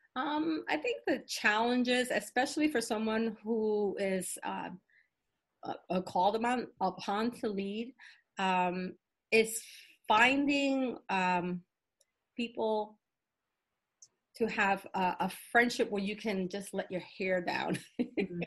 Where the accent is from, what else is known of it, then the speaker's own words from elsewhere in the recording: New York City, New York, United States; I'm of Puerto Rican descent, um, uh, born and raised in the South Bronx